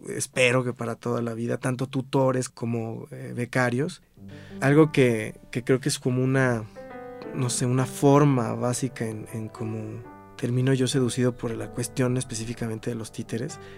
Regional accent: Cuernavaca, Morelos, Mexico; also born or lived in Xalapa, Veracruz; Soy originario de Jalapa, Veracruz, pero desde muy chiquito me fui a vivir a Cuernavaca y pues ahí es donde radico

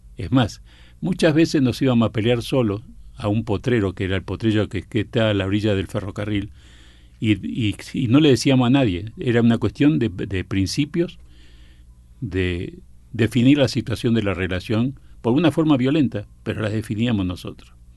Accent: Buenos Aires, Argentina; voy a vivir a la Boca y vivía a una cuadra de la cancha de Boca

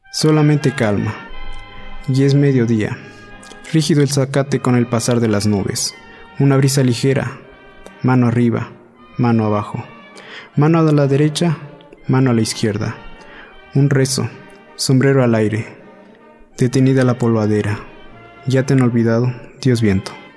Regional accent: San Baltazar Guelavila, Oaxaca, Mexico; moved away as an adult; now in Mexico City, Mexico; de San Baltasar Vila

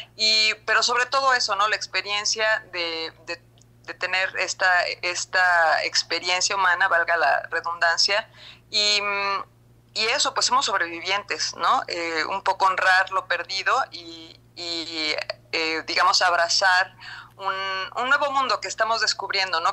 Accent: Mexico; en México

